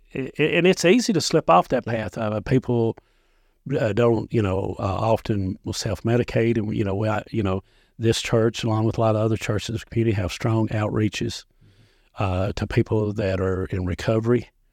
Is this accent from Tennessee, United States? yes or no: yes; Dickson County, Tennessee, United States; I grew up in Dixon County